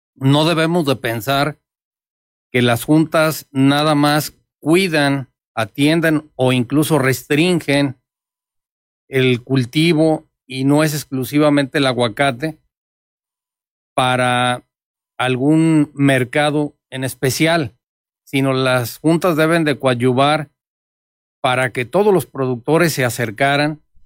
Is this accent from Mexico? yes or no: yes; Mexico; Somos las familias mexicanas